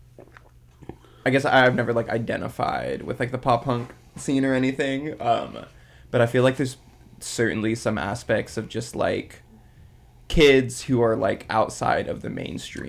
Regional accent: Hawaii, United States; moved away as an adult; also born or lived in Santa Cruz, California; So I grew up in Hawaii. And I came out to Santa Cruz

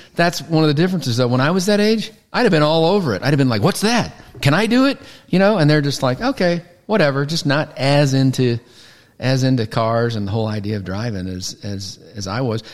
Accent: Missouri, United States; moved away as an adult; now in Aledo, United States; Originally from Missouri, like a lot of people, moved to Texas with uh, with my job

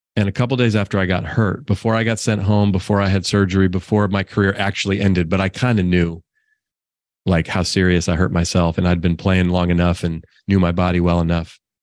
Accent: Oakland, California, United States; also born or lived in Marin County, California; I grew up in Oakland, California. I still live in the Bay Area, not in Oakland anymore

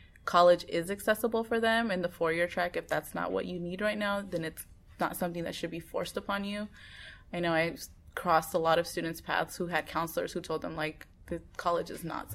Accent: Oakland, California, United States; also born or lived in Bay Area; I grew up in West Oakland, went to an elementary school in Oakland

